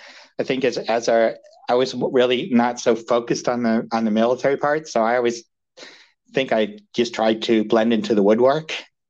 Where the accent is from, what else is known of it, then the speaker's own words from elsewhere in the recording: United States; also born or lived in United Kingdom; Well, okay, so I was actually born in the UK, but I grew up listening to stories from my dad and his brother about, you know, throwing Molotov cocktails on Russian tanks in Budapest, you know, during 56. So that was, you know, moved to the States when I was five